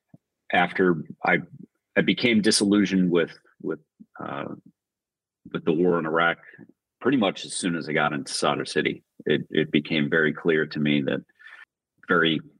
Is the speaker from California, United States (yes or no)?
no; Long Island, New York, United States; I grew up in Long Island